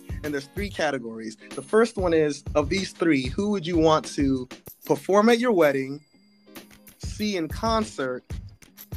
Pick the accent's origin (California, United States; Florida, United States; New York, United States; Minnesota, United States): California, United States; Southern; I growing up in Southern California, growing up a lot around a lot of Mexicans